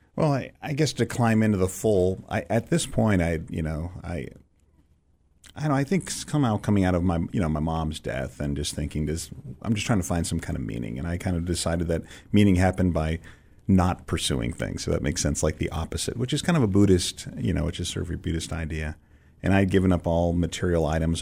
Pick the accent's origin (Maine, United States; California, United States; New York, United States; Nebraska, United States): California, United States; San Francisco; moved away as an adult; also born or lived in Israel; I'm growing up in San Francisco, so it's not like you're, you're not in the middle of church culture